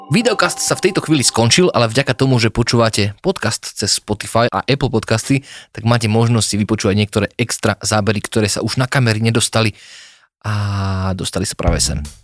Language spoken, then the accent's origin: Slovak; Slovakia; my sme Slováci